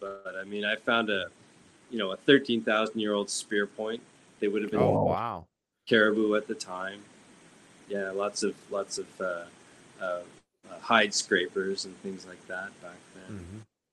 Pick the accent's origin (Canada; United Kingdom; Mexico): Canada; Shelburne, Nova Scotia; I grew up in Shelburne, Nova Scotia.